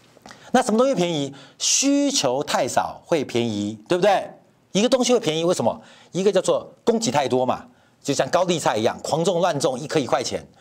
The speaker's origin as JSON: {"language": "Chinese", "country": "Taiwan", "tie": "born or raised there", "said": "我的家乡台湾"}